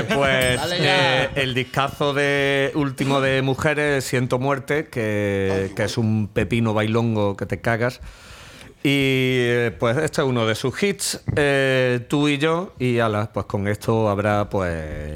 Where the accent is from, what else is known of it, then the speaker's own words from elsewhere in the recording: Málaga, Andalusia, Spain; somos de Málaga